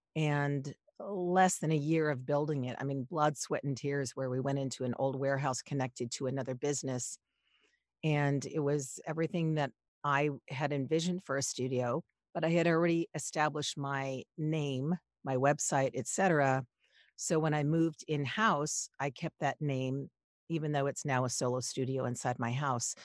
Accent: Los Angeles, California, United States; I grew up in Los Angeles.

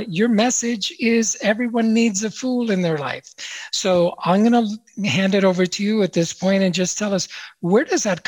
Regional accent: Chicago, Illinois, United States; the city that I grew up in, Chicago, Illinois

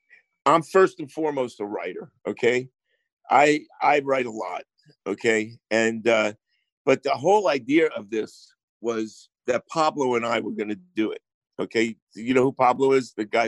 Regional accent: Rome, Lazio, Italy; And then the …, the … and I grew up in Rome, you know, so I was very inspired, man.

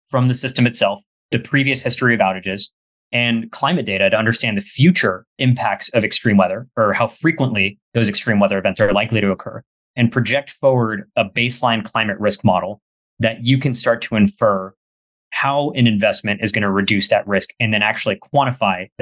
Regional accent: McAllen, Texas, United States; My hometown in McAllen, Texas, pretty sure we had about 5 or 6 hurricanes when I was growing up in about 18 years

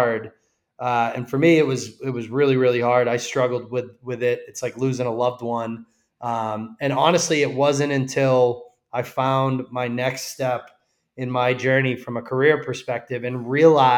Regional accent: Massachusetts, United States; I grew up in Massachusetts

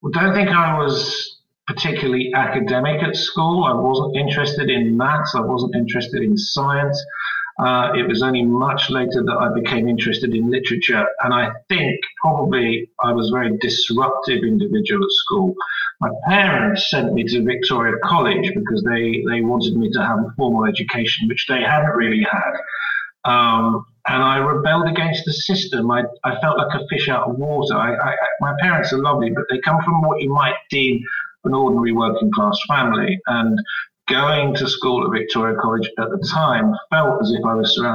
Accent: Jersey; moved away as an adult; also born or lived in Winchester / London; I came from Jersey.

